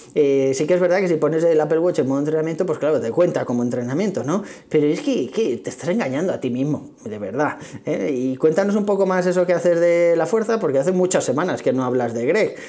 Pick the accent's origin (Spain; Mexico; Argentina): Spain; Tres Cantos, Community of Madrid; soy de aquí de Tres Cantos, que está las afueras de Madrid